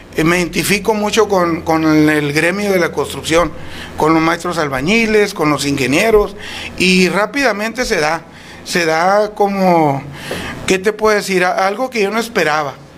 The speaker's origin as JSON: {"language": "Spanish", "town": "Huatabampo", "region": "Sonora", "country": "Mexico", "tie": "born or raised there", "moved": "as an adult", "lives_now": "Etchojoa, Mexico", "said": "Soy nacido en Guatabampo, pero prácticamente cuando salgo del Cebetis"}